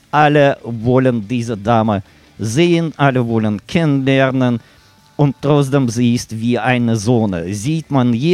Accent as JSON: {"language": "German", "region": "Siberia", "country": "Russia", "second_language": "German", "said": "Mike kommt aus Kasachstan. Ja. Sergei mit Waldemar kommen aus Ukraine und ich komme aus Sibirien."}